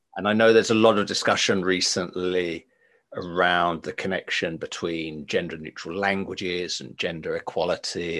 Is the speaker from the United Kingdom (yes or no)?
yes; England, United Kingdom; moved away; also born or lived in Finland; I'm English by by birth, and I remember my upbringing in in England